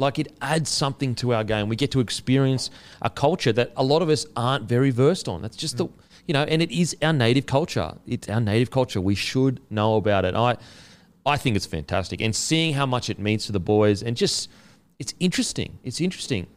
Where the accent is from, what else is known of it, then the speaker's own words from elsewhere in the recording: Australia; I'm extremely proud as an Australian of our history